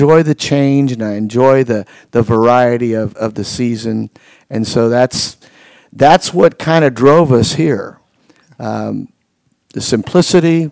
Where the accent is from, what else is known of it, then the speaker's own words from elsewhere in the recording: Indiana, United States; also born or lived in Atlanta, Georgia; when I was a little boy, I moved from Atlanta, Georgia to Indiana.